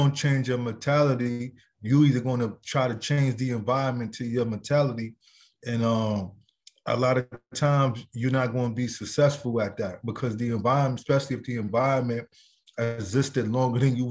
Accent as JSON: {"language": "English", "town": "Brooklyn", "region": "New York", "country": "United States", "also_born_or_lived": "Virginia", "said": "I'm from Brooklyn, New York. Currently live in Brooklyn, New York"}